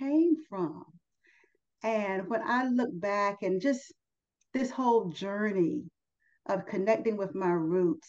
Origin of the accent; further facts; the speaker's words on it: United States; I'm an American